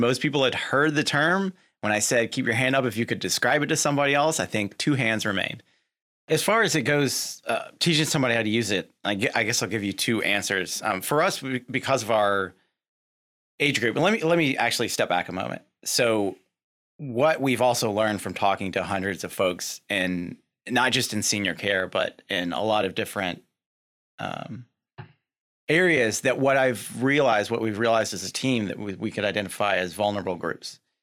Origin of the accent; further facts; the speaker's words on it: Lexington, Kentucky, United States; born and raised in Lexington, Kentucky